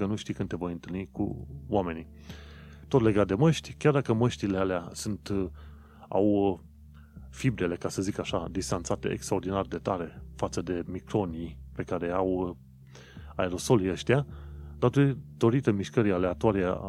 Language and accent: Romanian; Romania; noi, ca români